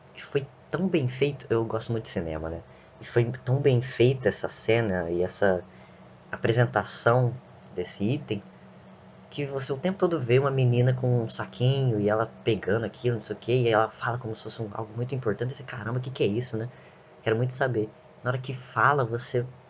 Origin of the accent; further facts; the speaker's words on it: Brazil; a gente é brasileiro, a gente tem sangue de tudo quanto é lado